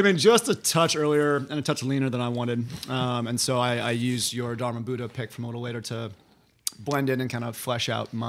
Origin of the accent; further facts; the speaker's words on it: Illinois, United States; now in North Bay area, California, United States; I grew up in Illinois, a couple hours south of Chicago.